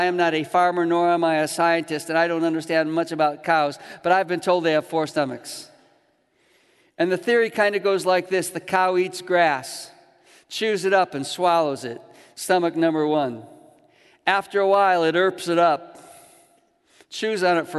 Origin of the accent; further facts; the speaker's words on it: Chicago, Illinois, United States; growing up in Chicago